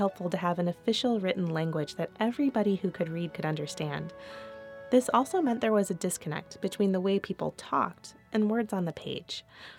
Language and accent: English; Missouri, United States; I'm from Missouri